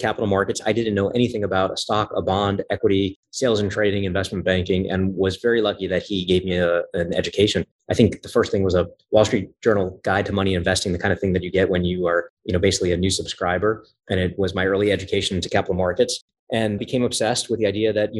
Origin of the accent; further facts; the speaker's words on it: New York City, New York, United States; I started out growing up in Coney Island, Brooklyn